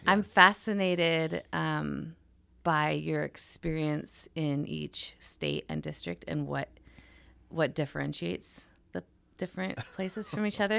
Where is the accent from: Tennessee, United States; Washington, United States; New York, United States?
Washington, United States; moved away; also born or lived in Oregon; I grew up in Washington State